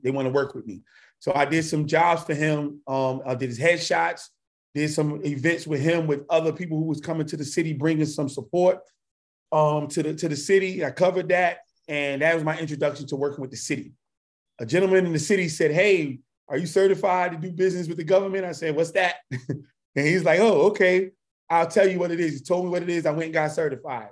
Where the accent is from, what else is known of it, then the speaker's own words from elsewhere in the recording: New York area, United States; moved away as an adult; also born or lived in Washington, D.C. area; now in South Carolina, United States; I'm from the New York area